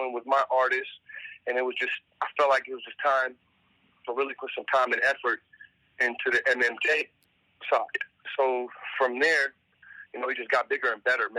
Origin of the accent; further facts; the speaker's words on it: Sacramento, California, United States; moved away as an adult; now in Los Angeles, United States; I grew up in South Sacramento where we prided ourselves on having good weed